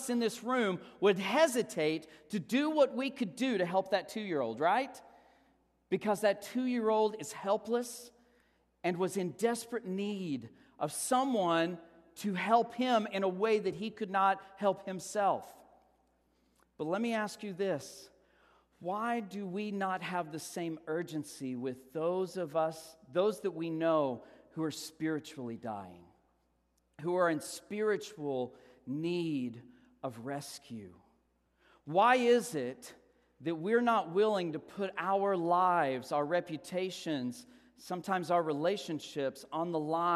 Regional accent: Texas, United States; we're from Texas

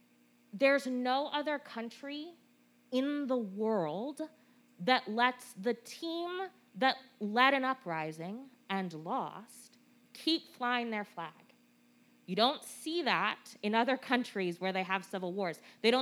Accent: California, United States; I'm from California

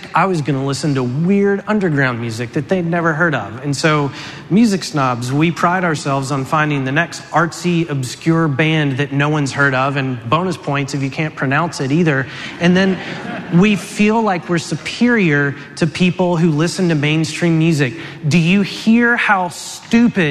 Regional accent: Tennessee, United States; I grew up in Tennessee

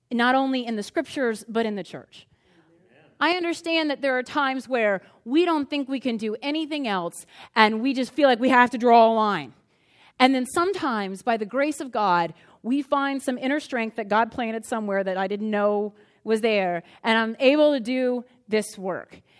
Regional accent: Crozet, Virginia, United States; I'm from Crozet

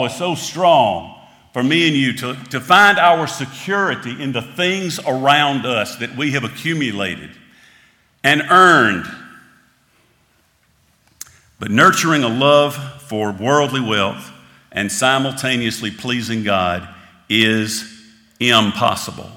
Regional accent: United States; As an American

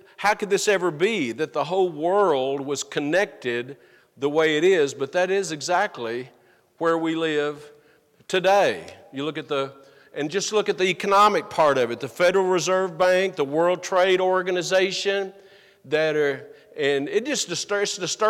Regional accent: United States; as an American

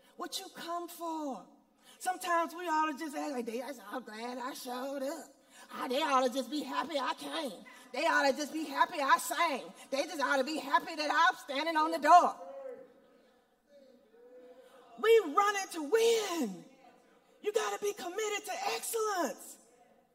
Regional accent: Monroe, Louisiana, United States; I grew up in Monroe, Louisiana at Deuteronomy Missionary Baptist Church.

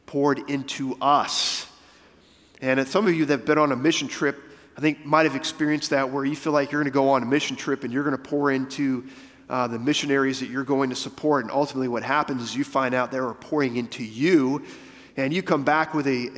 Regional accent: United States; being an American

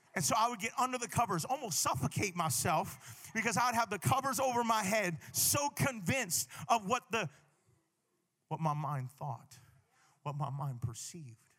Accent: Hawaii, United States; I'm from Hawaii

